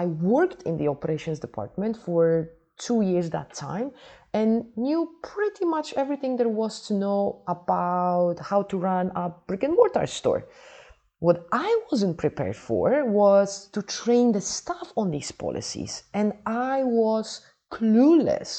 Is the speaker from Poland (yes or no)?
yes; Poland; now in Dubai, United Arab Emirates; Originally, I am from Poland, not Holland, Poland, but for the past 20 years, I have been living and working in Dubai.